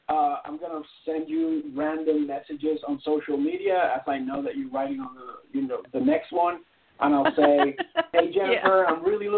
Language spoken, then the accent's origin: English; Toronto, Ontario, Canada; born there; also born or lived in Seattle, United States; I was born in Toronto, but I spent 8 years in the Seattle area, which is where all my novels are set.